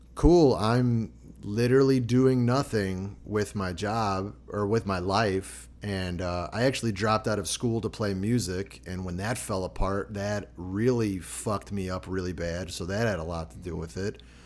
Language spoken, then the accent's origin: English; Chicago, Illinois, United States; growing up in Chicago